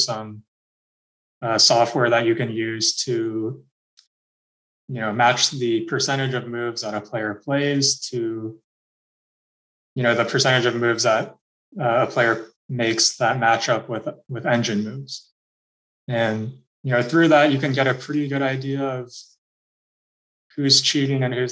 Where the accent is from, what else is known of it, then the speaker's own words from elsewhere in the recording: Seattle, Washington, United States; now in Florida, United States; I'm actually from Seattle, Washington, and I do some fair play work with the Washington Chess Federation